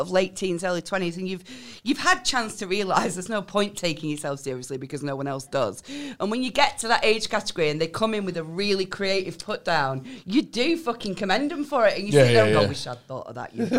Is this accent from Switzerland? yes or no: no; United Kingdom; we're British